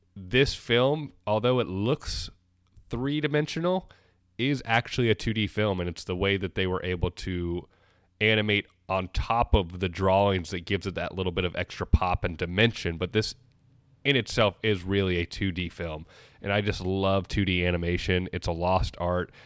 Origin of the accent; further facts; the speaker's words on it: United States; that's where we're from. We're from America